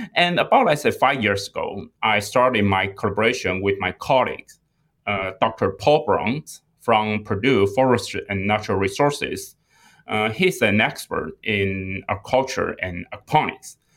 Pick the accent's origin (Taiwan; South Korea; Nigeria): Taiwan; moved away as an adult; also born or lived in England / Singapore; now in United States; I was born and raised in Taiwan